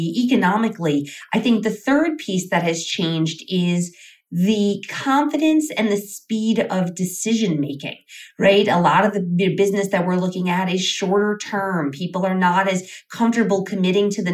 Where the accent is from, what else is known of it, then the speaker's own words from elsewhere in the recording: New York, United States; moved away as an adult; now in Las Vegas, United States; my hometown of New York